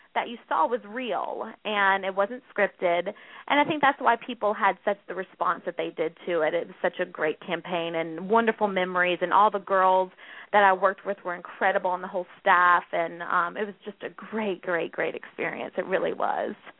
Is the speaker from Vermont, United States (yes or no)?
no; North Carolina, United States; accent: Southern; moved away as an adult; now in New York, United States; I'm originally from the South. I'm from North Carolina, so a, a Southern girl at heart. I'm pretty sure you could hear my accent